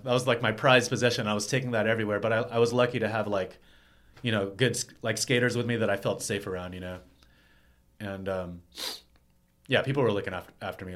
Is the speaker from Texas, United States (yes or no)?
yes; Texas, United States; moved away as an adult; now in New York, United States; I was from Texas